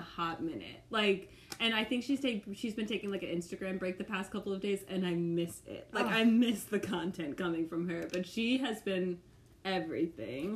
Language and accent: English; St. Louis, Missouri, United States; moved away as an adult; also born or lived in Ireland; now in Kansas City, United States; I'm from St. Louis, Missouri, and I spent like my whole life there up until college